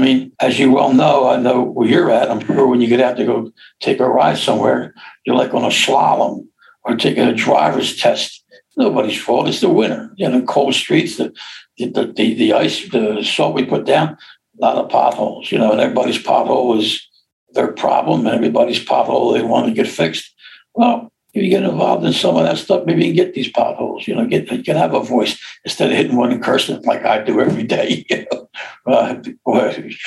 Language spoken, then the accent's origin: English; Philadelphia, Pennsylvania, United States; I'm from Overbrook